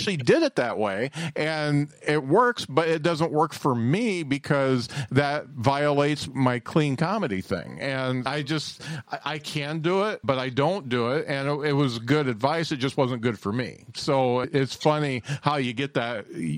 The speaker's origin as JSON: {"language": "English", "region": "Indiana", "country": "United States", "said": "I'm 6'5\", and I'm from Indiana."}